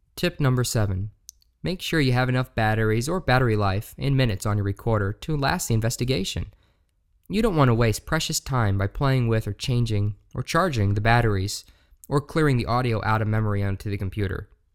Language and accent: English; Shepherdstown, West Virginia, United States; moved away as an adult; now in Appleton, United States; I grew up in Shepherdstown, West Virginia, most of my life